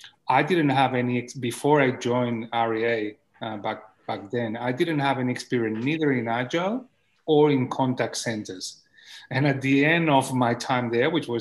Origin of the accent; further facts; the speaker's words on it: Barcelona, Catalonia, Spain; English is a second language; moved away; I was born in Barcelona in the 1970s